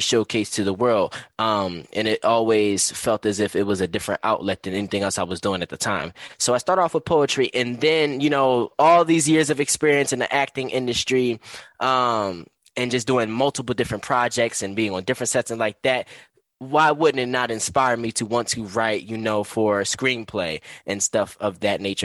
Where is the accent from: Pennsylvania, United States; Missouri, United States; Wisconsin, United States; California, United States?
Pennsylvania, United States; Philadelphia; I am basically born and raised in North Philadelphia